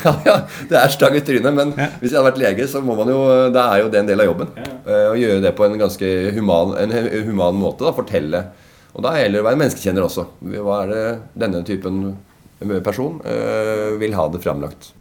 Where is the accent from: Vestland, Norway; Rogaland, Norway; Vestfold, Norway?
Vestfold, Norway; Tønsberg; now in Oslo, Norway; jeg er født og oppvokst